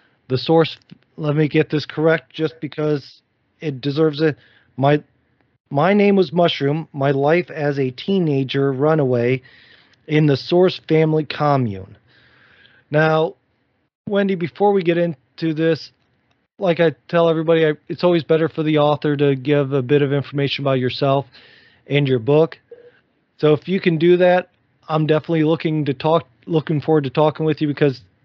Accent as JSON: {"language": "English", "region": "Ohio", "country": "United States", "said": "I'm originally from Ohio as well"}